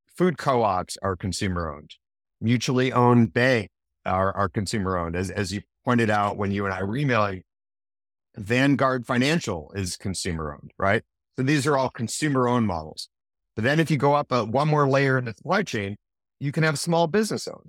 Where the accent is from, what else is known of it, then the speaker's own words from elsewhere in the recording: Manchester, New Hampshire, United States; when I was growing up in Manchester, New Hampshire